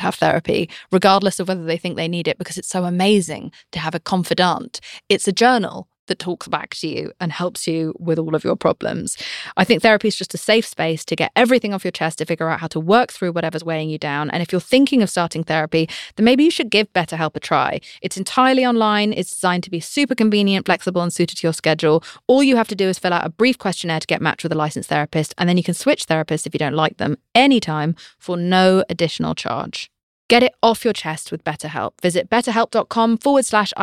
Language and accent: English; United Kingdom; I'm British.